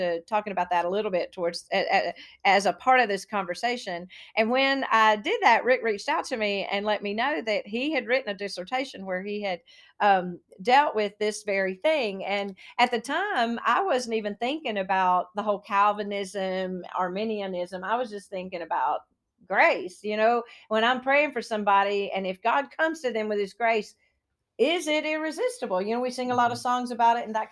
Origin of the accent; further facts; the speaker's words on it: Union, South Carolina, United States; I was born in Union, South Carolina